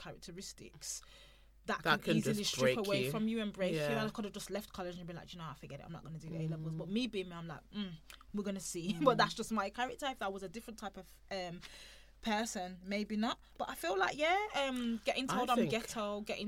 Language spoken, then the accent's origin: English; United Kingdom; being a British born person